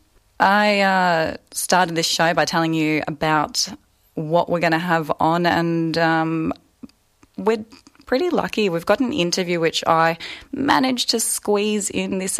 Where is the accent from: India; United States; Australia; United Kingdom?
Australia; Northern Territory; moved away as an adult; now in Melbourne, Australia; I live on Wurundjeri country, but I'm a Walpri woman. I'm up from the Northern Territory